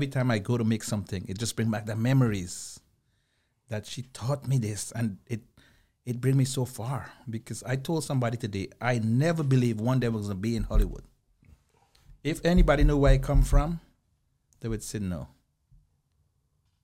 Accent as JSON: {"language": "English", "country": "Guyana", "moved": "yes", "said": "I'm originally from Guyana, South America"}